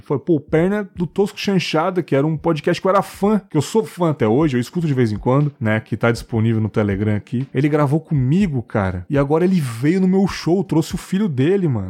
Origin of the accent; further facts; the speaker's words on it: São Paulo, Brazil; Eu sou de São Paulo